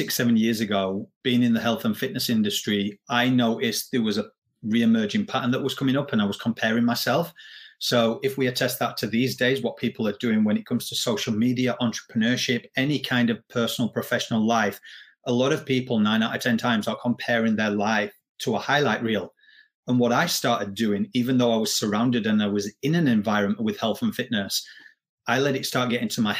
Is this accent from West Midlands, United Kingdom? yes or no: no; Yorkshire and the Humber, United Kingdom; now in Australia; I am from England, but I live in Australia